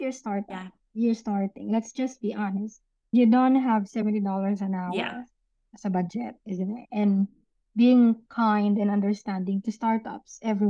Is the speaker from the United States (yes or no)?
no; Philippines; moved away as an adult; also born or lived in New Zealand / Dubai; now in Gold Coast, Australia; I'm originally from the Philippines, of course. And my whole family, except my husband, is in the Philippines.